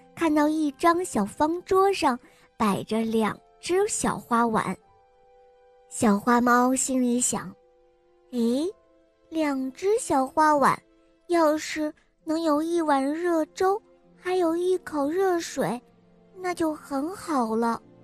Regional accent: Weihai, Shandong, China; 我来自威海，我见五岁了

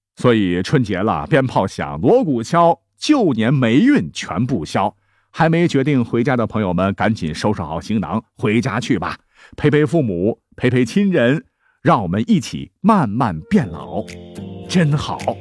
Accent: China; 我们中国人

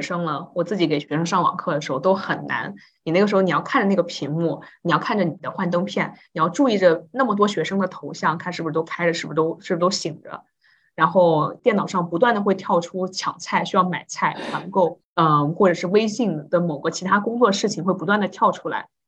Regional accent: China; 就好像我们中国人，中国同学之间就会调笑说

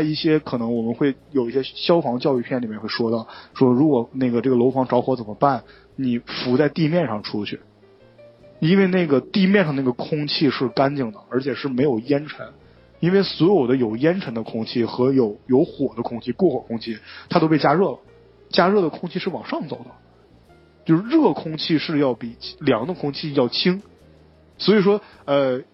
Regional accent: Northeast China, China; 我们东北的室内温度要稍微冷一点点啊

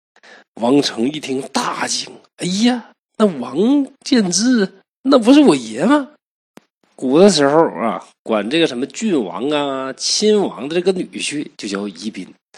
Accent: Northeast China, China; 我是东北人

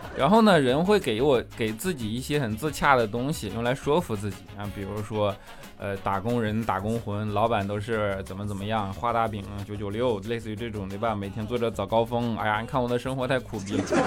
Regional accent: Northeast China, China; moved away; 我是东北人

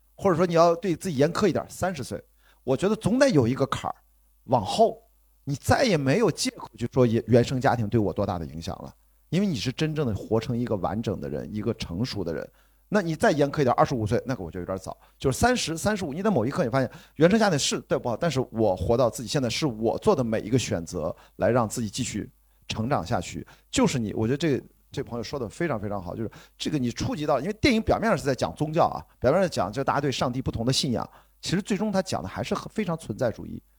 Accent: Qingdao, Shandong, China; 我在青岛长大

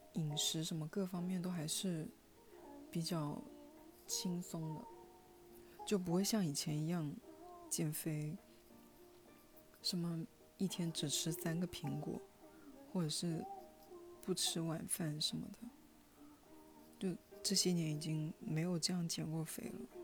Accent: Hunan, China; 我们湖南人的家庭，每一顿饭桌上必有肥肉

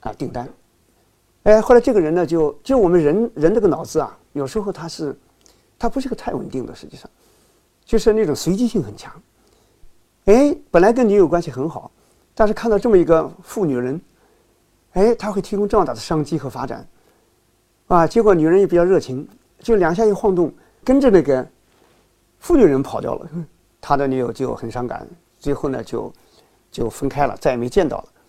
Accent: China; 我们中国人

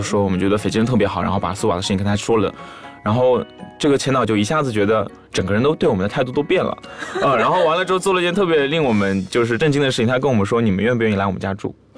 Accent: China; also born or lived in Thailand; 我是中国来了，留学生

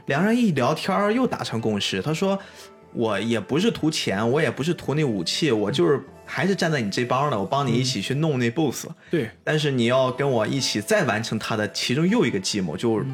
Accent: China; 特别作为一个中国人

